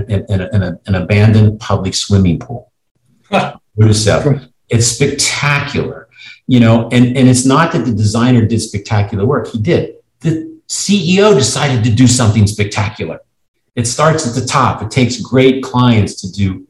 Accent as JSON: {"language": "English", "town": "Cincinnati", "region": "Ohio", "country": "United States", "tie": "born or raised there", "said": "my hometown in Cincinnati"}